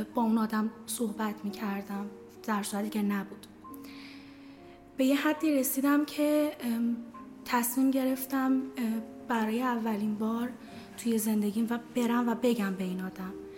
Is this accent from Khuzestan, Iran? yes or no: yes; Ahvaz, Khuzestan, Iran; now in Tehran, Iran; من توی اهواز بزرگ شدم